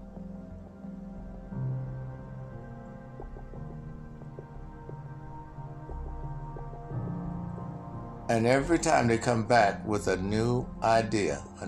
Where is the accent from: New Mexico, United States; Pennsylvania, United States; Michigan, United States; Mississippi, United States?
Mississippi, United States; moved away; also born or lived in California; I came from the South in an era when America was fighting for civil rights and had to go through the transition. Like many people in my age group. And going from Mississippi to California